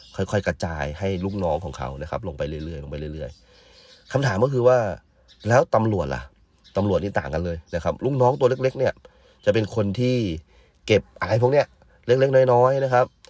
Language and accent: Thai; Yala, Thailand; moved away; บ้านเกิดผมเนี่ยอยู่ที่จังหวัดยะลา